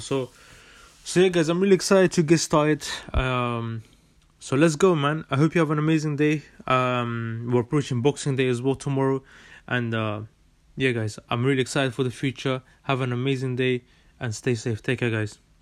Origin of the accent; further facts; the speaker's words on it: London, United Kingdom; also born or lived in Netherlands; I was born in Holland and uh, in 1999, 30th of May 1999, and moved to London in 2007. And yeah, I've been living here since.